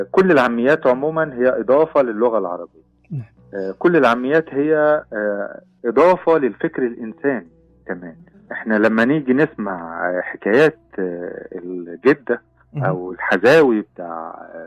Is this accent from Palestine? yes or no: no; Kuwait; احنا طلع عندنا في الكويت هبة على لفظ معين